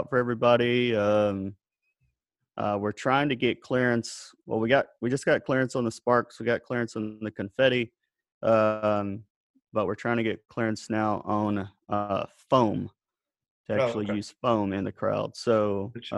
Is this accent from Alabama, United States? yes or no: yes; South Alabama, United States; I grew up in South Alabama